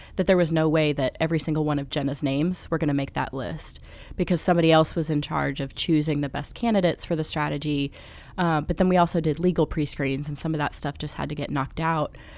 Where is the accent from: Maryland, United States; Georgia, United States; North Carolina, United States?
North Carolina, United States; Charlotte; I'm from Charlotte, North Carolina, where I work for Bricks Wood Fired Pizza as the marketing director.